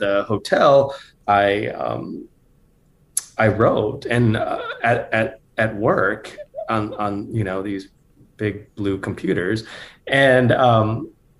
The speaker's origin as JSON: {"language": "English", "region": "North Dakota", "country": "United States", "tie": "born or raised there", "also_born_or_lived": "Bay Area, California", "moved": "yes", "lives_now": "Lincoln, United States", "said": "I grew up in North Dakota. I didn't want to go back there."}